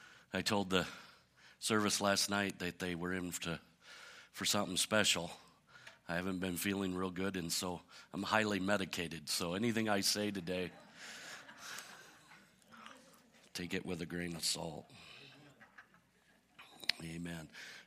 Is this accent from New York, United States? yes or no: no; Michigan, United States; I remember when I was a kid growing up in Michigan, at that time in my life, I had like 22 cousins at that time.